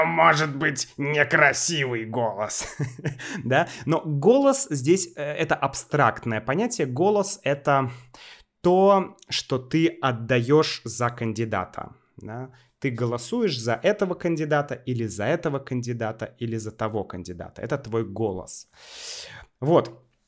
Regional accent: Saint Petersburg, Russia; also born or lived in Novorossiysk; Я сейчас в Новороссийске, хотя мой родной город Санкт-Петербург

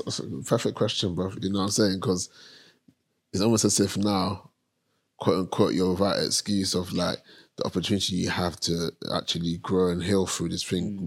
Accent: London, United Kingdom; I grew up in Hackney, Premier State, two bedroom flat

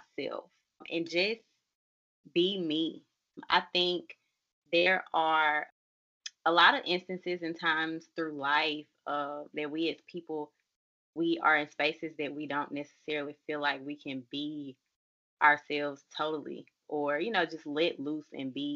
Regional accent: Jackson, Mississippi, United States; I am from Jackson, Mississippi

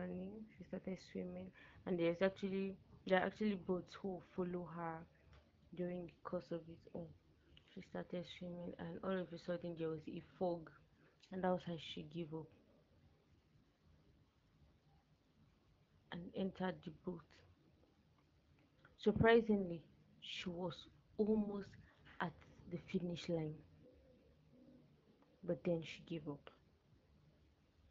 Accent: Nigeria; When I was in GSS3, as a Nigerian, we have what we call the junior secondary school

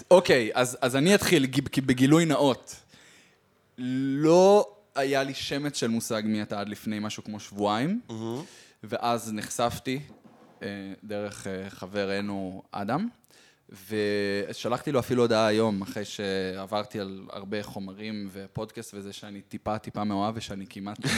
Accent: Northern District, Israel; לא, אני מרמת הגולן, אני פשוט

